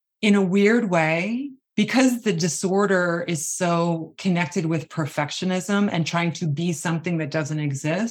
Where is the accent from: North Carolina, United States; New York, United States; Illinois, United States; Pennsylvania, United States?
New York, United States; Long Island; I grew up on Long Island with a very just normalized dieting world.